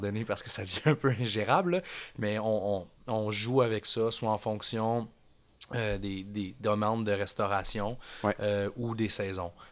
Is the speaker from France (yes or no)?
no; Montreal, Quebec, Canada; je, suis né à Montréal, j'ai grandi là-bas